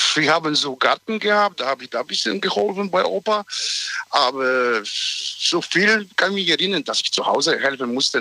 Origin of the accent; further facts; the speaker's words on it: Poland; now in Germany; ich komme aus Polen ursprünglich mhm. und da diese Zeit äh, bin ich äh, da in die Schule gegangen.